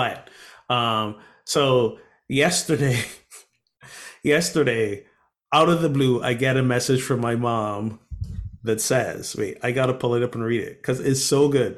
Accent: Barbados; moved away; one of the neighboring islands where I grew up from, Barbados

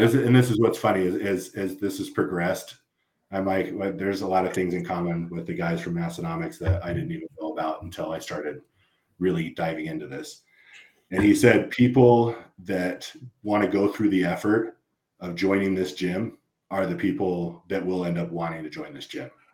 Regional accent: LA County, Southern California, United States; moved away; I came from Southern California, so I grew up in uh, the LA County area

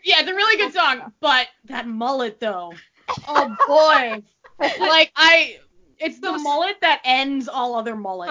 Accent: Moncton, New Brunswick, Canada; moved away; I have one wedding in November that's in my old hometown

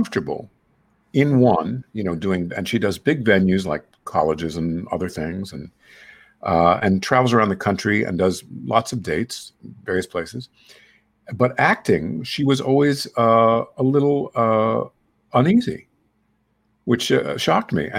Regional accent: New York City, New York, United States; I'm from Queens

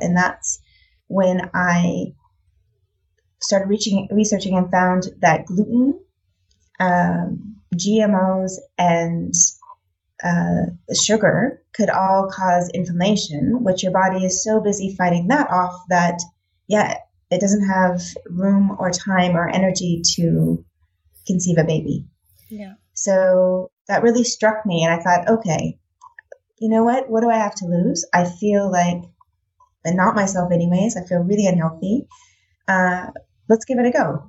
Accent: United States; moved away as an adult; now in Netherlands; I'm American, so I grew up on the standard American diet

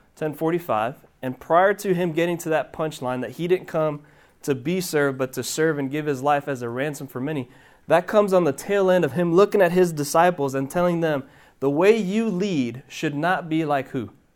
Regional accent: Miami, Florida, United States; moved away as an adult; now in Hendersonville, United States; originally, I'm from Miami, Florida. Um, child of Cuban immigrants. My parents were born in Cuba. I was born in Miami, Florida.

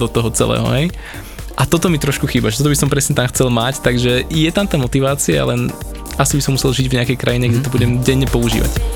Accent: Slovakia; som zo Slovenska

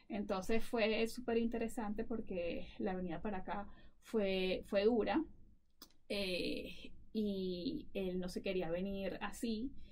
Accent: Venezuela; moved away as an adult; now in Colorado, United States; sabes que soy de Venezuela

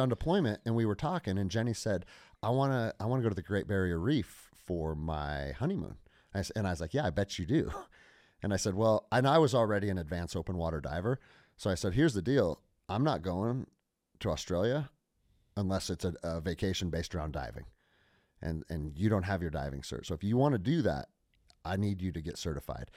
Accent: Snohomish, Washington, United States; I grew up outside of Seattle, Washington, in a small farm town called Snohomish

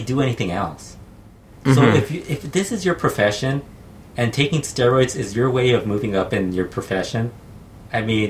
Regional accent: California, United States; I'm from California

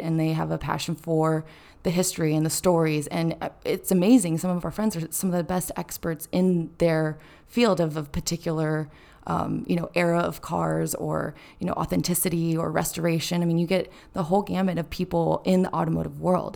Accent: Carmel, California, United States; I'm from Carmel, which is the little, um, cute beach town right next to Pebble Beach

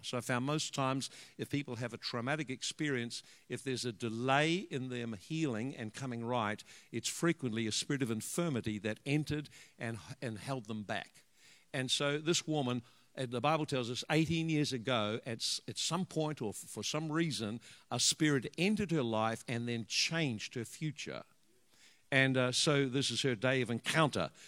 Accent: Hawke's Bay, New Zealand; also born or lived in Dannevirke / Hastings; we come from uh, we come from the Hawke's Bay

